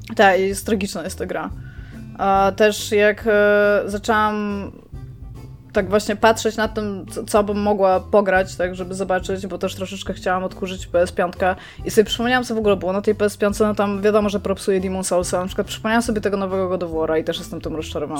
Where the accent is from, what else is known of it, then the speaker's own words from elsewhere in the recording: Elbląg, Warmian-Masurian Voivodeship, Poland; urodziłam się w mieście, w którym jak wiecie, nie za bardzo chciałam się urodzić